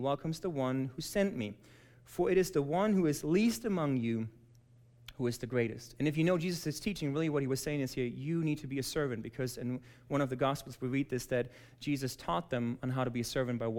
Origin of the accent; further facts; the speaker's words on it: Germany; moved away as an adult; now in United States; I was born and raised in Germany